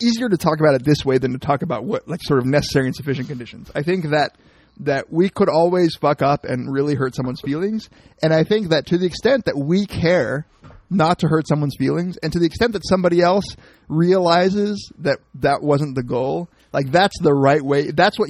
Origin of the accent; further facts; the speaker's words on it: California, United States; Like, I'm from Cali, you're from Paki, right?